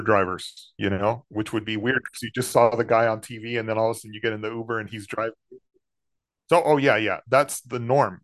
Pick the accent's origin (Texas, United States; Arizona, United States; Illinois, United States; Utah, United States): Texas, United States; San Antonio; moved away as an adult; also born or lived in Los Angeles; as a teenager growing up in San Antonio